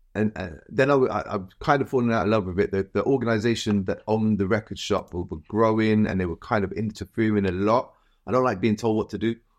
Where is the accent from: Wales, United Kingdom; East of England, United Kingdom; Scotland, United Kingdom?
Wales, United Kingdom; Cardiff; moved away; also born or lived in Birmingham; growing up in Cardiff